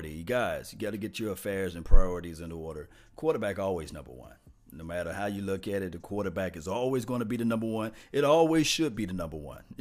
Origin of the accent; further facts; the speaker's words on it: Mississippi, United States; People that's all the way down there from the dirts and the bottoms of Mississippi. That's where I'm from